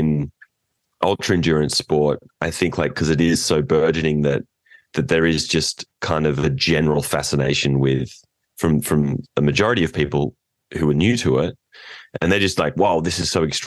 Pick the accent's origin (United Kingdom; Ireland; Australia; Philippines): Australia; inland from Port Macquarie, New South Wales; now in California, United States; we are from Australia, New South Wales, north of Sydney